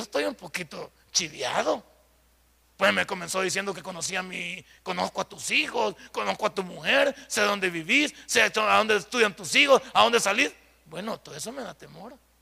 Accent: El Salvador; cuando decimos que somos, que somos del Salvador

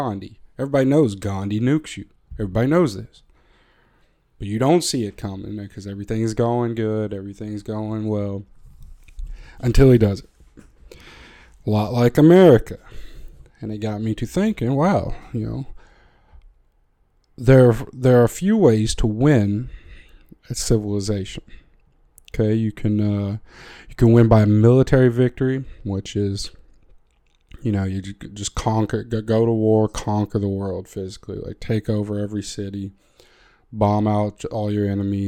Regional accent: United States; I am American

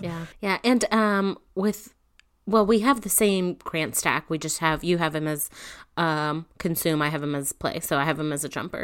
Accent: Northeast, United States; I'm from the Northeast

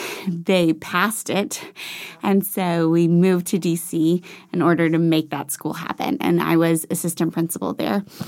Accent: Franklin, Tennessee, United States; also born or lived in Washington, D.C.; I grew up in Franklin. I consider myself a Nashville native

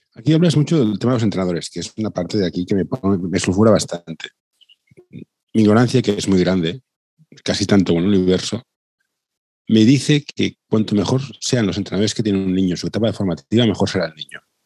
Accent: Barcelona, Catalonia, Spain; Yo, soy de Barcelona

